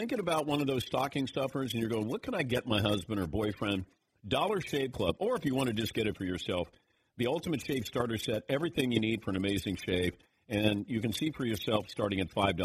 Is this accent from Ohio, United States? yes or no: yes; Ohio, United States; growing up in Ohio, I saw Ohio State football